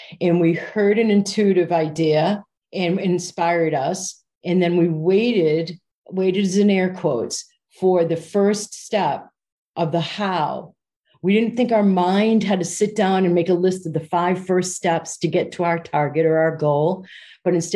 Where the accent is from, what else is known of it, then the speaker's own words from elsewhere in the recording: United States; moved away as an adult; now in United Kingdom; as an American